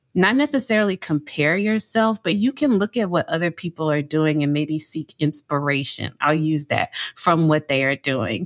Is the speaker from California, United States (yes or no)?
no; Louisiana, United States; moved away as an adult; also born or lived in New York; I am from Louisiana, born and raised